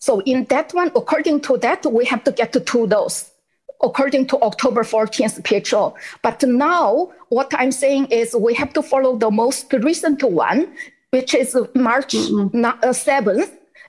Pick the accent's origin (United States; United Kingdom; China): China; English is a second language; moved away as an adult; now in Canada; I'm from China 16 years ago, and then now what I see in, happening in China, in Canada, is exactly what happened in China, or and still happening in China.